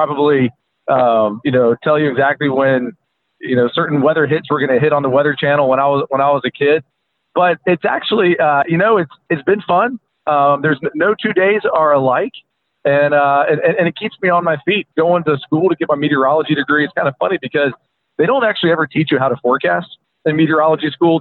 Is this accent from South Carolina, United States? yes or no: no; D.C., District of Columbia, United States; moved away as an adult; also born or lived in Abilene, Texas; now in Oklahoma City, United States; I grew up outside of Washington, D.C.